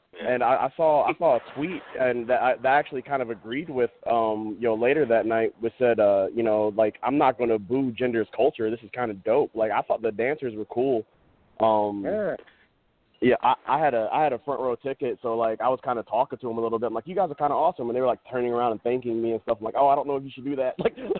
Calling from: Toledo, Ohio, United States; Hey, what's up, guys? … from Toledo.

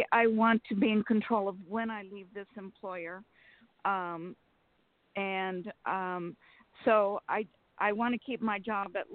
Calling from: Sacramento, California, United States; from Sacramento.

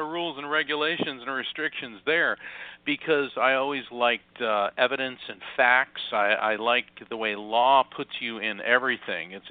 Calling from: Florida, United States; I am. Um, I'm in Central Florida, not far from uh, Kennedy Space Center.

